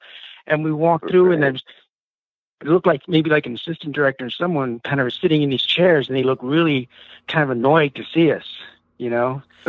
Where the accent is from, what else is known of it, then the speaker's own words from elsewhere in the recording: Reading, South East England, United Kingdom; I'm from Reading.